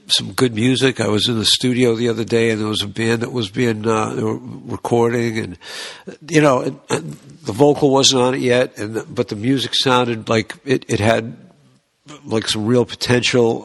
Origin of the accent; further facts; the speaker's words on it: Boston, Massachusetts, United States; we're from Boston